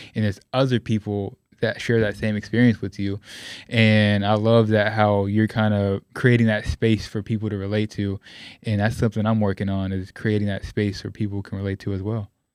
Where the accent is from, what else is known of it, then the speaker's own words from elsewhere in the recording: West Coast, United States; me being Puerto Rican, I grew up on the West Coast